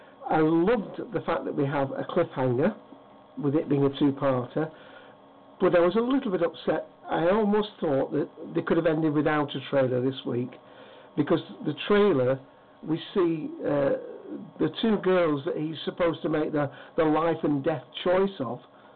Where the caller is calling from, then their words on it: Hyde, North West England, United Kingdom; From Hyde, Manchester, England.